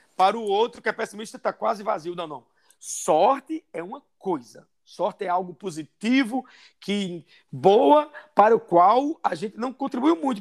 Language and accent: Portuguese; sertão of Paraíba, Brazil; moved away as an adult; also born or lived in São Paulo; now in Londrina, Brazil; Porque eu sou nordestino, sou do sertão da Paraíba, morei minha vida toda dos 51 anos, 45 no Nordeste